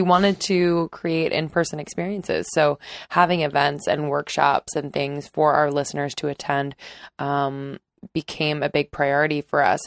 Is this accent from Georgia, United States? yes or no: no; just north of Philadelphia, Pennsylvania, United States; I grew up not too far from Ohio. I am from Pennsylvania, just north of Philadelphia.